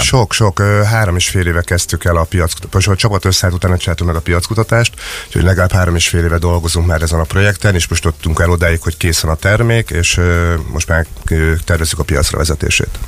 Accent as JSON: {"language": "Hungarian", "town": "Szeged", "region": "Csongrád-Csanád", "country": "Hungary", "said": "Teljesen szegediek vagyunk."}